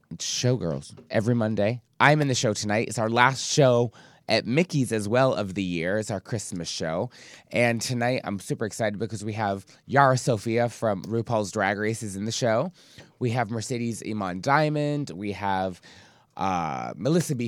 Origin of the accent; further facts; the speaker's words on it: Scotland, United Kingdom; moved away; since I grew up in the U K, I grew up in Scotland